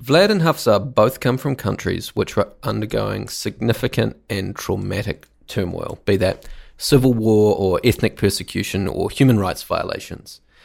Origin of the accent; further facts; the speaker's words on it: New Zealand; growing up in New Zealand